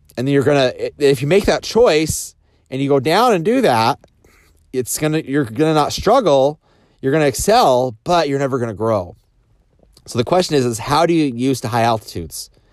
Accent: Idaho, United States; I grew up in Idaho and just farm kid, around potatoes

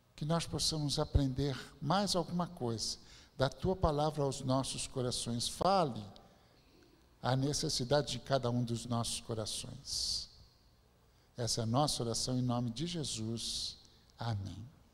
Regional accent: São Bernardo do Campo, São Paulo, Brazil; eu nasci mesmo em São Bernardo do Campo

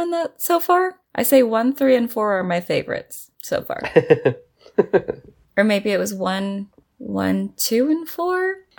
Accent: California, United States; moved away; as a Californian

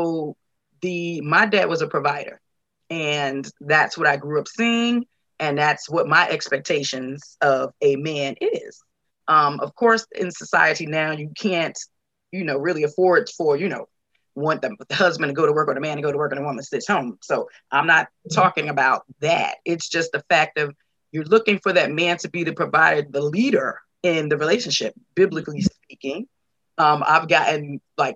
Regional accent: Newark, New Jersey, United States; now in Atlanta, United States; I am formerly from Newark, New Jersey

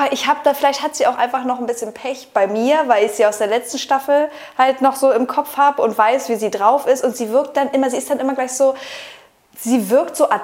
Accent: Essen, North Rhine-Westphalia, Germany; ja wir kommen halt aus Essen.

